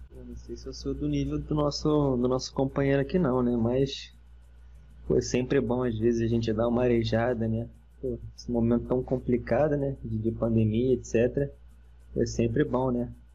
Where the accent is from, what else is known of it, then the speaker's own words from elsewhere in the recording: Volta Redonda, Rio de Janeiro, Brazil; eu sou de Ponta Redonda